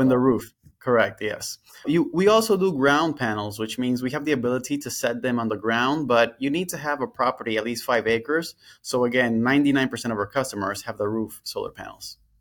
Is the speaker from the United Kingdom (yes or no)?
no; Dominican Republic; moved away as an adult; now in Florida, United States; I went to a private school in my home country, the Dominican Republic